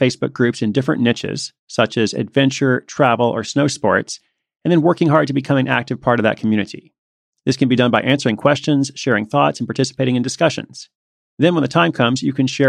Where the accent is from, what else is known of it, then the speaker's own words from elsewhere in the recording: Portland, Oregon, United States; the Portland, Oregon listings. That's my hometown.